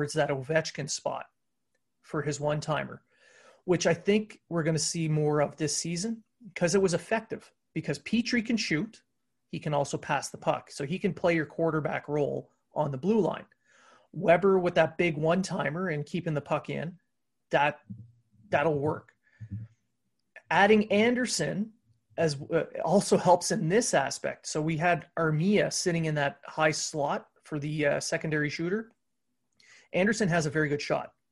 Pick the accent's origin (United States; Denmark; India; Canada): Canada; Ontario; now in Quebec, Canada; I live in the Q region. I watch Q League games. I'm from the Ontario region.